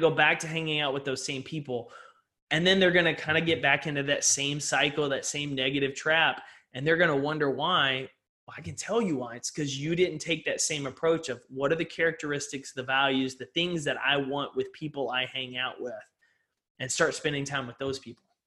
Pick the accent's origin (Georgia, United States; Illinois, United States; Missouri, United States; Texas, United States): Texas, United States; East; I grew up in East Texas